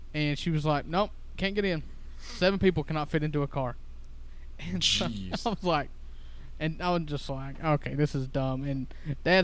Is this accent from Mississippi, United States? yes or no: yes; Cottonwood, Mississippi, United States; I grew up in Cottonwood, Mississippi